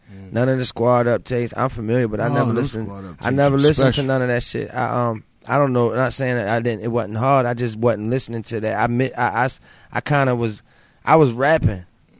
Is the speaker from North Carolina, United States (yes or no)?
no; Baltimore, Maryland, United States; You got Cherry Hill, Brooklyn. I'm from Brooklyn.